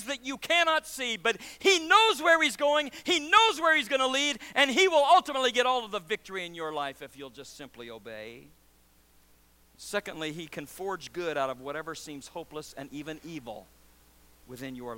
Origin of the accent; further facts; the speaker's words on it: Nebraska, United States; also born or lived in Louisiana / Missouri; now in Syracuse, United States; I was born in Louisiana, raised in Nebraska, met my wife in Missouri, and now live in Syracuse